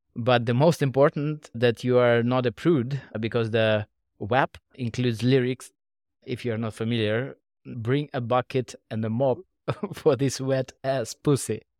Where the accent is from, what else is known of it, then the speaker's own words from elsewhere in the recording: Moscow, Russia; moved away as an adult; now in Singapore; I was born and raised in Russia, Moscow. Eight years ago, I moved to Asia.